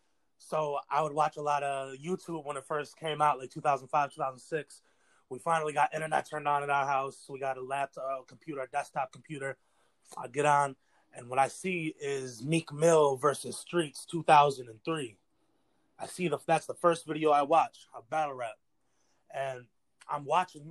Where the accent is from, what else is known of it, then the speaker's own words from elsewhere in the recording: Norwich, New York, United States; I grew up out in Norwich, New York